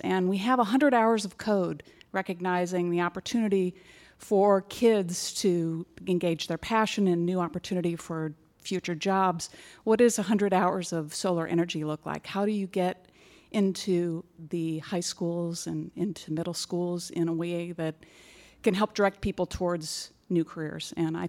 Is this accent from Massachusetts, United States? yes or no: no; Marin, California, United States; Hi, I am from Marin, and I brought two Marin high school students with me.